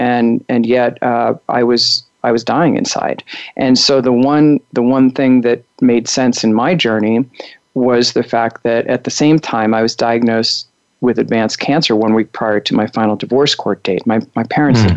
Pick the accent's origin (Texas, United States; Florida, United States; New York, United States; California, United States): New York, United States; Long Island; moved away as an adult; also born or lived in Chicago, Illinois; now in Colorado, United States; I was born in Chicago and raised in Long Island, New York, and was there until I was, you know, right before college.